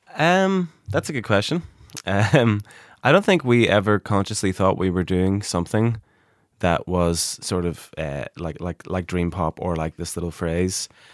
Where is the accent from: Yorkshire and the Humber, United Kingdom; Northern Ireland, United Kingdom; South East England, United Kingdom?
Northern Ireland, United Kingdom; Derry; I'm from Derry